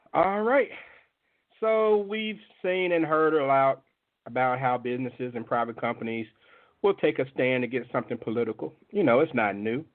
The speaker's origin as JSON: {"language": "English", "town": "Jackson", "region": "Mississippi", "country": "United States", "tie": "born or raised there", "said": "From the 601 area code, my hometown of Jackson, Mississippi"}